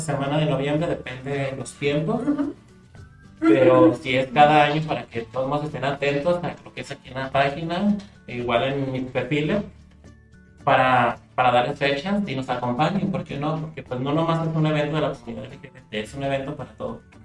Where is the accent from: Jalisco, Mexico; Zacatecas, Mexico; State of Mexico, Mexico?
Zacatecas, Mexico; Huanusco; mis papás tuvieron que salir de mi pueblo. Se fue toda mi familia, yo me quedé solo viviendo en Guanusco.